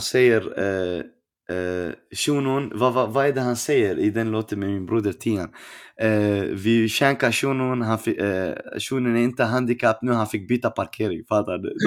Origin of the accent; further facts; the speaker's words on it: Stockholm, Stockholm County, Sweden; jag är från Rinkeby